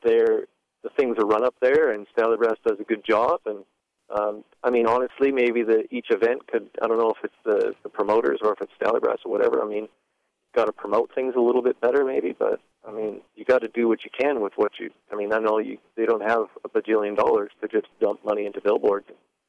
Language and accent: English; Regina, Saskatchewan, Canada; I'd bring back the Regina race, but that's just because I'm from Regina.